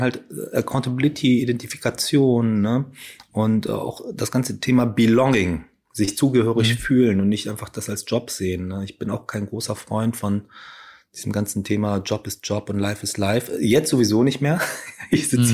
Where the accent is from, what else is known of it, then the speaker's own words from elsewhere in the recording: Ruhr area, North Rhine-Westphalia, Germany; ich bin ja auch im Ruhrgebiet groß geworden